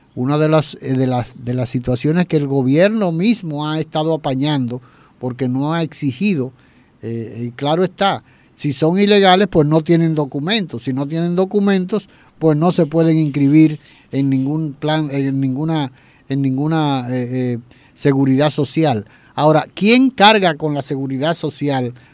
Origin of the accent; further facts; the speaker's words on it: Dominican Republic; nosotros como dominicanos